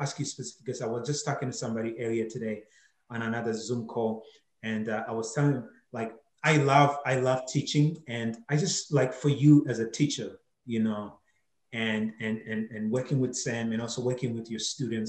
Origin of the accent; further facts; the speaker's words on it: Zimbabwe; growing up in Zimbabwe